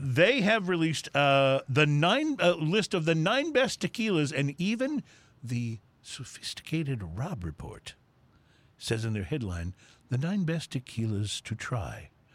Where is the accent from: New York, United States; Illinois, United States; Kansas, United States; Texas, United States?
Texas, United States; I grew up in Texas